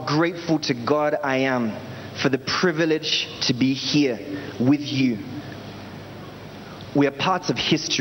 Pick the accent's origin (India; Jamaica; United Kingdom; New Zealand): United Kingdom; moved away as an adult; now in Nigeria; I'm originally from the United Kingdom, and I'm an evangelist here at the Synagogue Church of All Nations.